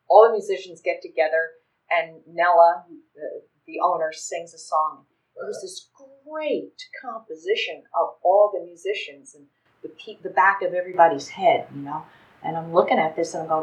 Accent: New York, United States; now in Florida, United States; I grew up in New York

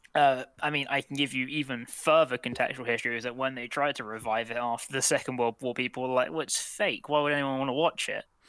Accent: United Kingdom; for us as British people

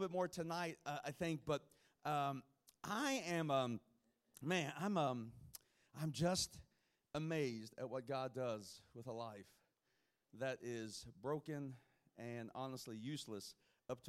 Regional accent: Kentucky, United States; I'm from Kentucky

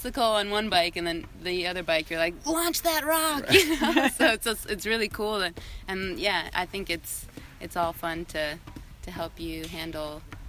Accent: Virginia, United States; moved away; also born or lived in Puerto Rico; I'm from Virginia.

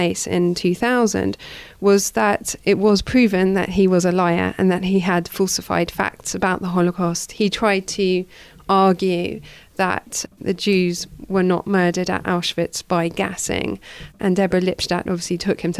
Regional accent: Edgware, London, United Kingdom; I grew up in Edgware

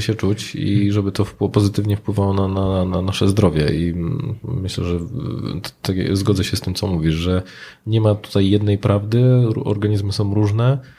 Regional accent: Silesian Voivodeship, Poland; u nas na Śląsku

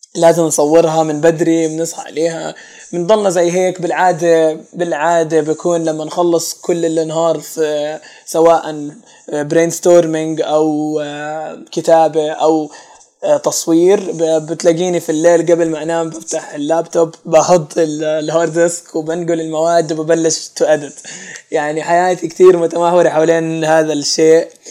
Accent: Jordan; عندنا في الاردن

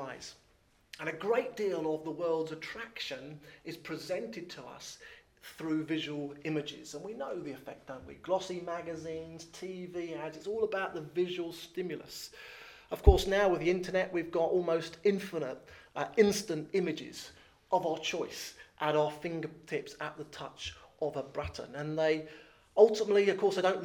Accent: Thames Estuary, England, United Kingdom; I was born in the Thames Estuary, or grew up in the Thames Estuary, so it's been very hard to gain a posh accent.

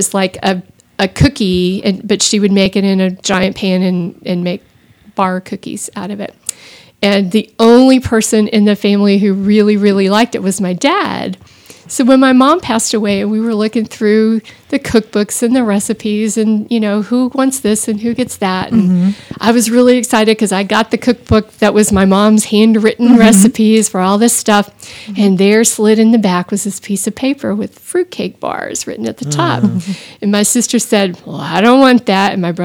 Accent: Austin, Texas, United States; I grew up in Austin

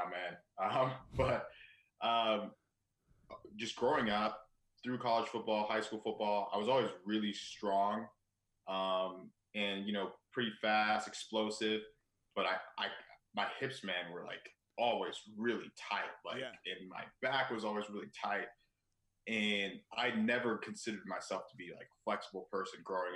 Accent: Claremont, California, United States; moved away as an adult; also born or lived in Ohio; now in Chicago, United States; I'm originally from California.

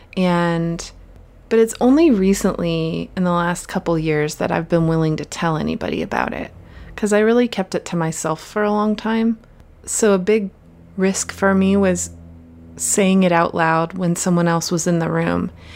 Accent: Pennsylvania, United States; now in West Coast, United States; I grew up in Pennsylvania and grew up in the woods

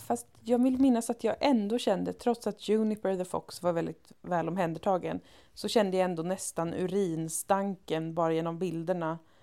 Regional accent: Umeå, Västerbotten County, Sweden; när jag växte upp i Umeå

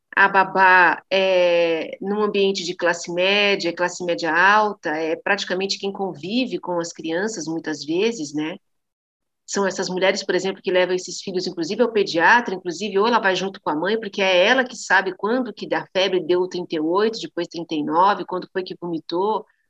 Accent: São Bernardo do Campo, São Paulo, Brazil; fui alfabetizada numa escola pública em São Bernardo do Campo, onde eu fui criada.

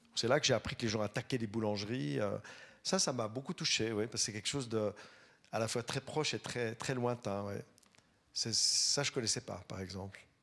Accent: Vaud, Switzerland; je suis vaudois

